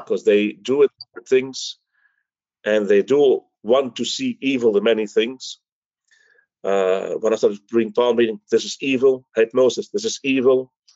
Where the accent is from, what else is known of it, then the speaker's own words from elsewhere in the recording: Belgium; moved away; also born or lived in Greece; I was the Greek from Belgium